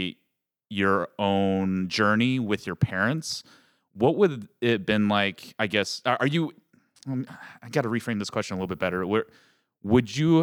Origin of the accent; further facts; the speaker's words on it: Denver, Colorado, United States; moved away as an adult; now in Los Angeles, United States; I can't say I'm originally from Denver, but I was raised in Denver, and then I've been living out in Los Angeles for about over a year now